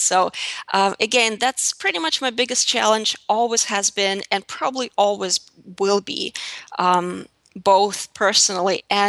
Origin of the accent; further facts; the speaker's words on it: Russia; As I said before, I grew up in Russia in a very small town south of Moscow, and there was really nothing pretty about my life growing up.